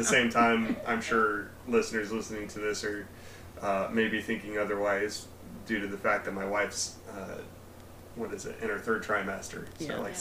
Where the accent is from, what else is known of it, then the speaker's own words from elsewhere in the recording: West Milton, Ohio, United States; now in Miamisburg, United States; I grew up in West Milton near Englewood